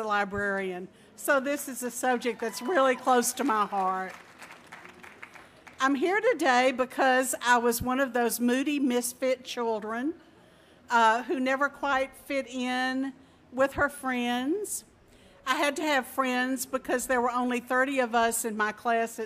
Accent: Tunica, Mississippi, United States; also born or lived in South Carolina / Arkansas; now in Texas, United States; I grew up in Tunica, Mississippi, which at the time was the poorest county in the United States

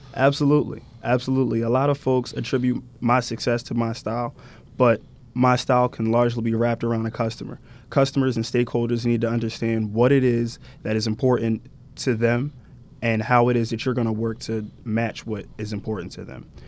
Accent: Salem, New Jersey, United States; moved away as an adult; also born or lived in South Orange, New Jersey; Originally ten minutes from Delaware in a little town called Salem, New Jersey

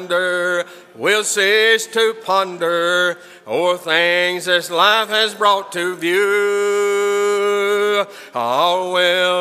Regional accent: Hope, Arkansas, United States; I grew up in a congregation out in Arkansas, southwest Arkansas. I was born in Hope

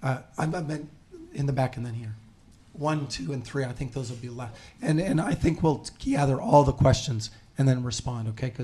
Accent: United States; also born or lived in Soviet Union / Poland; they really, really wanted to interact with me as an American.

